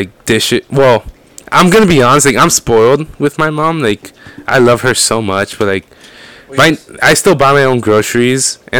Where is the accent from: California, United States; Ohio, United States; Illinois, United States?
California, United States; Oceanside; also born or lived in Mexico; I've lived in Oceanside, and then I moved to this house, I think they're around 6th or 7th grade.